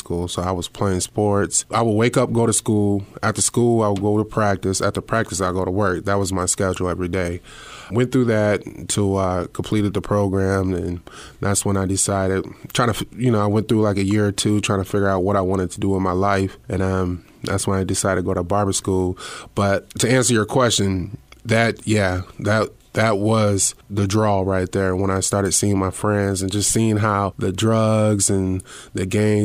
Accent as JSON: {"language": "English", "town": "Fort Dodge", "region": "Iowa", "country": "United States", "tie": "born or raised there", "moved": "yes", "said": "growing up in Fort Dodge"}